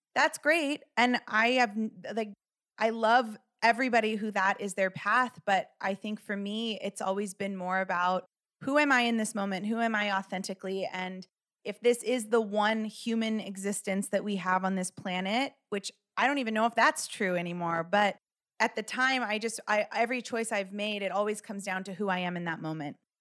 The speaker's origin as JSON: {"language": "English", "town": "Los Angeles", "region": "California", "country": "United States", "tie": "born or raised there", "said": "I grew up in Los Angeles"}